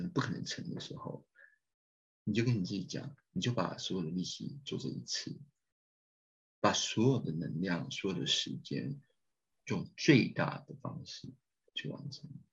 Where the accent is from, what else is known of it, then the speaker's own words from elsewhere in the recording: Taiwan; 我们台湾人在Istanbul，或是在安卡拉的大，的硕士班学生或是博士班学生